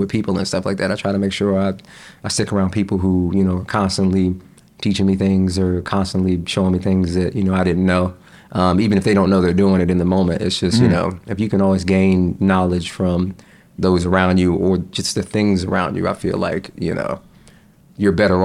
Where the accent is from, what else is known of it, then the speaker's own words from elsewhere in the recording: North Carolina, United States; also born or lived in Jamaica, Queens, New York; I grew up in North Carolina. I moved to North Carolina when I was 6.